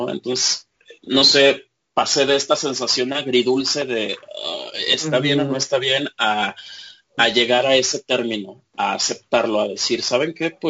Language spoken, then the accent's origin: Spanish; Mexico; pero yo como audiencia mexicana, ¿en dónde quedo?